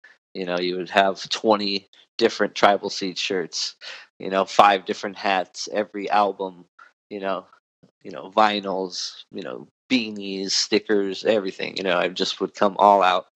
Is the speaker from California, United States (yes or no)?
yes; Orange County, California, United States; moved away as an adult; now in Gilbert, Arizona, United States; I was born and raised in Orange County, and just recently moved to Phoenix, Arizona